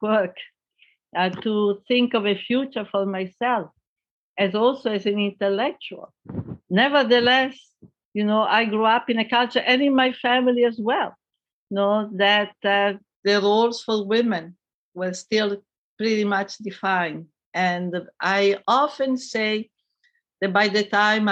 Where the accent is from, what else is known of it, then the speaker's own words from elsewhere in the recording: Italy; I grew up in Italy in the post-war period.